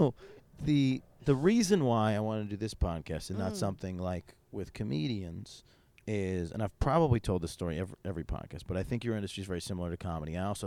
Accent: Syracuse, New York, United States; moved away; I grew up in Syracuse

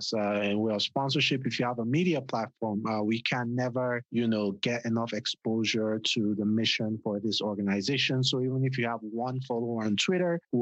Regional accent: Nigeria; now in United States; we grew up in Nigeria

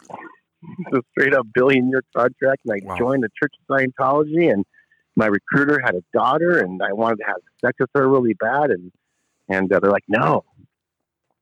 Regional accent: Port Hueneme, California, United States; I was born in Port Hueneme, California

